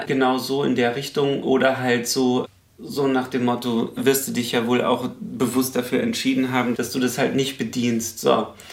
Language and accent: German; Lower Bavaria, Germany; now in Berlin, Germany; bei mir im Dorf in Niederbayern, wo ich herkomme